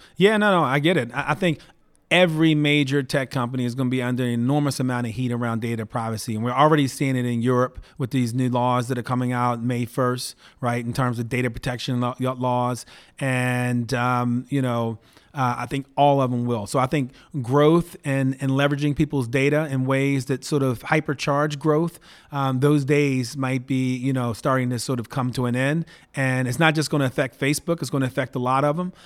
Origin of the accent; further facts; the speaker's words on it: Baltimore, Maryland, United States; moved away as an adult; now in Palo Alto, United States; I went to eight different public schools growing up in and around Baltimore